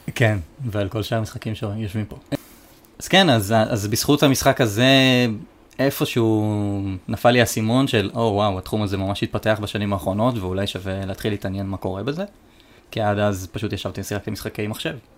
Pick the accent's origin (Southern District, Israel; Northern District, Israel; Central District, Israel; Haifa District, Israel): Haifa District, Israel; Haifa; אנחנו מחיפה